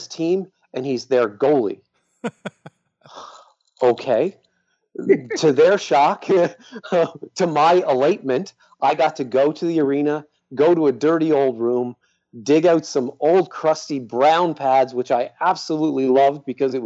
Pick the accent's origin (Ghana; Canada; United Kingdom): Canada; Cape Breton, Nova Scotia; moved away as an adult; now in Columbus, United States; I'm from a little island part of Nova Scotia called Cape Breton